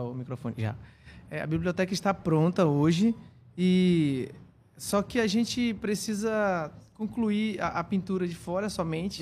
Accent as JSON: {"language": "Portuguese", "town": "Coari", "region": "Amazonas", "country": "Brazil", "also_born_or_lived": "Juazinho", "moved": "as an adult", "said": "Eu sou do Rio Copiá, sou minha comunidade fica em Extrema, em Baranã, em Coari"}